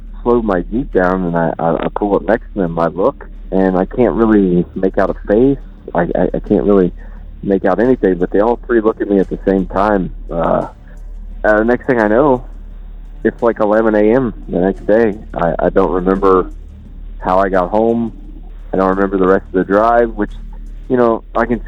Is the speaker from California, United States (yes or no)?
no; Mutual, Ohio, United States; I'm from Mutual, Ohio. It's a little tiny town, population of like 126